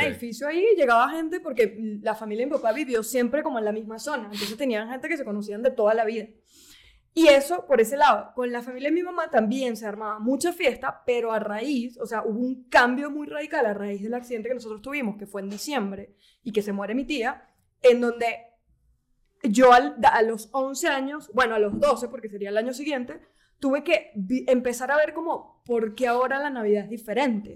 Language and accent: Spanish; Caracas, Capital District, Venezuela; yo soy de Caracas